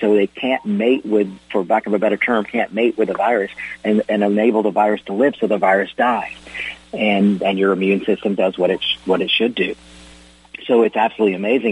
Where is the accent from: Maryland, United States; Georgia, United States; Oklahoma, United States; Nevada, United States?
Georgia, United States; I love my home state of Georgia